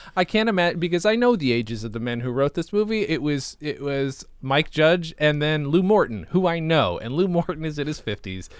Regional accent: Canada; I'm from Canada.

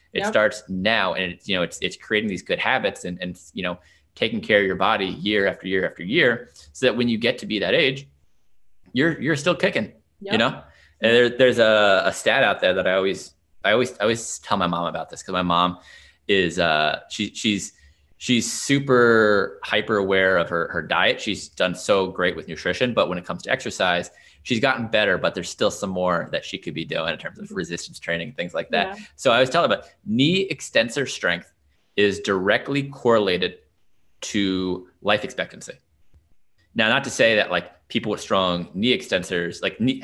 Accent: Long Island, New York, United States; now in Washington DC area, United States; I grew up on Long Island

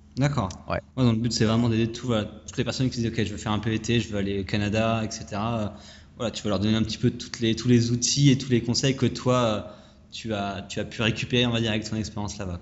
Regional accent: France; moved away; quand on vient de France

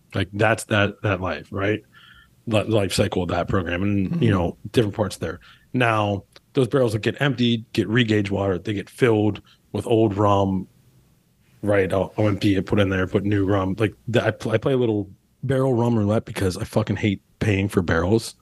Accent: Pittsburgh, Pennsylvania, United States; now in New Orleans, United States; we grew up in Pittsburgh

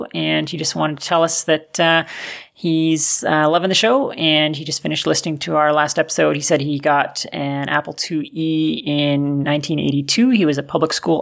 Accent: Canada; we're both Canadian

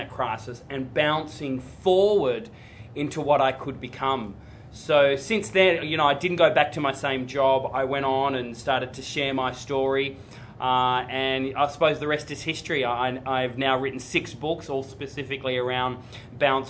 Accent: Tasmania, Australia; I grew up in Tasmania

